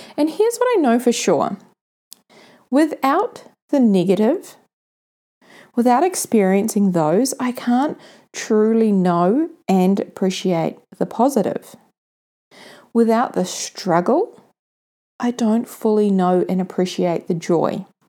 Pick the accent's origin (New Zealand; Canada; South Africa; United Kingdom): New Zealand; Mount Maunganui, Bay of Plenty; Mount Maunganui, my hometown here in New Zealand.